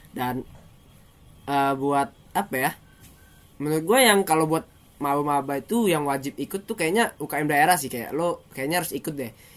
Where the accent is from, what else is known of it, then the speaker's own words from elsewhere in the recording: Lampung, Indonesia; moved away as an adult; now in Bandung, Indonesia; Gue dari seberang pulau gitu. Itu jauh banget